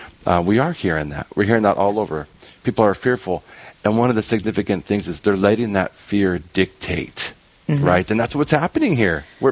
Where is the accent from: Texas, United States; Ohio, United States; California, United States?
California, United States; moved away; I'm from California, born and raised out in California, and so I got pretty used to the oceans.